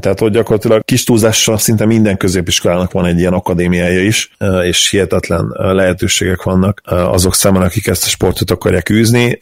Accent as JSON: {"language": "Hungarian", "country": "Hungary"}